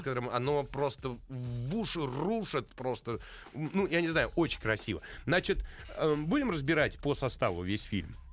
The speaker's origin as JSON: {"language": "Russian", "country": "Russia", "said": "мы из России"}